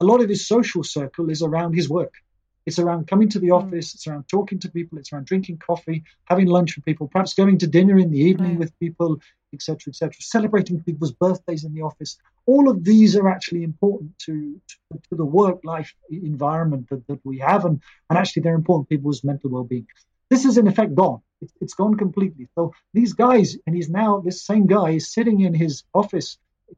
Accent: England, United Kingdom; also born or lived in India; now in Prague, Czech Republic; Being English

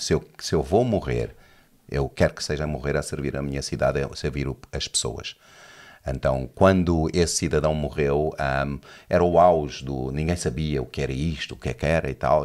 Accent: Johannesburg, Gauteng, South Africa; born or raised there; Portuguese is a second language; moved away as an adult; also born or lived in Lisbon, Portugal; now in Portugal

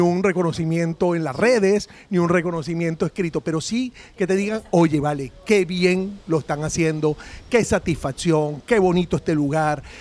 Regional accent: Venezuela; somos los venezolanos

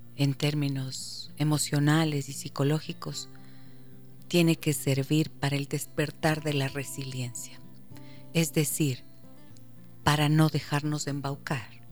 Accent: Ecuador; como ecuatoriana como madre de familia

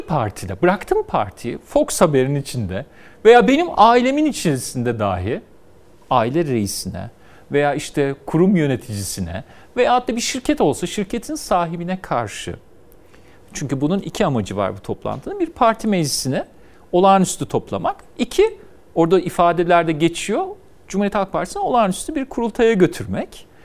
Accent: Istanbul, Turkey; Ben İstanbul'da muhafazakarların yaşadığı bir mahallede büyüdüm.

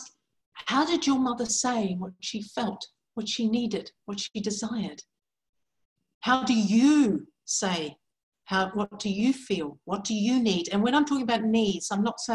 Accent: New Zealand; moved away as an adult; also born or lived in England; now in New Hampshire, United States; I'm actually originally from New Zealand. So I was born in New Zealand.

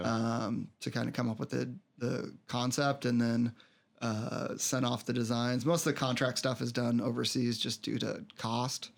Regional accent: Colorado, United States; also born or lived in Denver; I grew up out in Colorado, uh, lived in Denver for a while

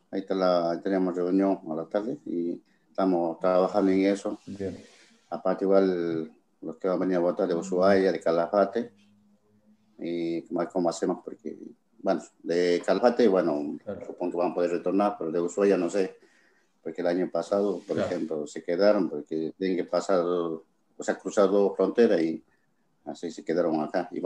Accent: Bolivia; Pero nosotros como comunidad boliviana estamos trabajando

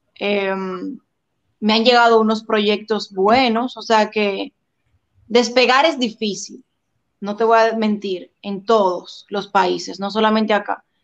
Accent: Dominican Republic; en mi país sentí mucho el apoyo

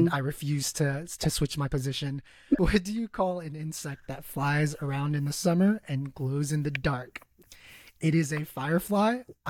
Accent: California, United States; also born or lived in El Salvador (parents); now in Indiana, United States; I was born in California. So a lot of the wordings, a lot of the things that I've learned in English are Californian based.

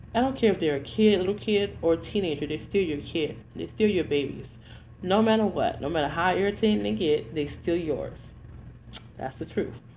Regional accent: Detroit, Michigan, United States; moved away; also born or lived in New Jersey; I'm from the hood originally. I'm from Detroit, Michigan. So I went to a hood high school, a hood, um, a hood high school and middle school

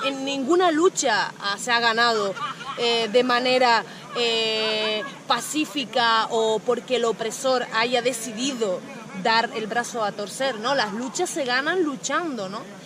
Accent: Canary Islands, Spain; moved away as an adult; soy de las Islas Canarias

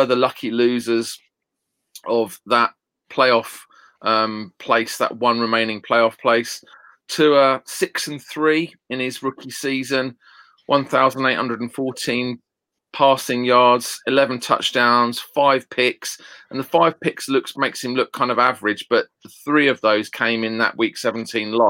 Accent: United Kingdom; I'm a Brit

